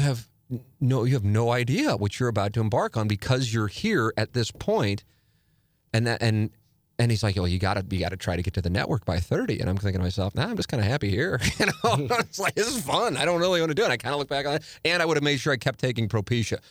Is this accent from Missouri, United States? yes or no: yes; St. Louis, Missouri, United States; growing up in Saint Louis